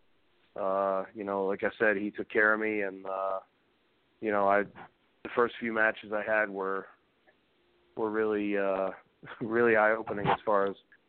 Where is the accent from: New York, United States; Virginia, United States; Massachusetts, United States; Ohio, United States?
Massachusetts, United States; I'm from Massachusetts